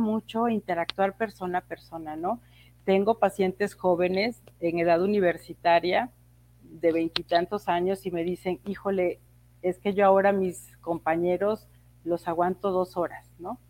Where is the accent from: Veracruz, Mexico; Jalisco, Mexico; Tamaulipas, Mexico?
Veracruz, Mexico; Tlacotalpan; now in Mexico City, Mexico; Yo soy de Tlacotalpa, Veracruz, y ahí en mi pueblo lo que había era una, normal